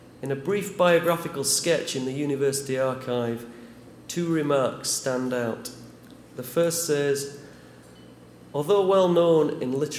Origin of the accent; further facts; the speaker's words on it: Huddersfield, Yorkshire and the Humber, United Kingdom; born or raised there